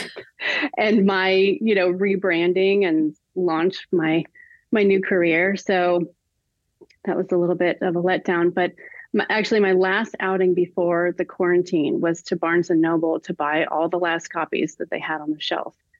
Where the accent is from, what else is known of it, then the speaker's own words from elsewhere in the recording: California, United States; moved away; also born or lived in Nashville; I'm from California, but I've never lived in San Diego